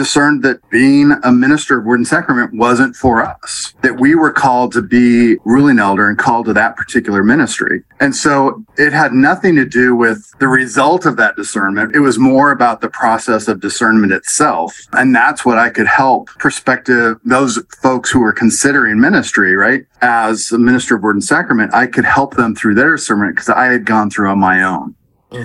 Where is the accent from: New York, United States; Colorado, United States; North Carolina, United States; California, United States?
Colorado, United States; Laporte; now in Louisville, United States; I grew up in Colorado in a small church, LaPorte United Presbyterian Church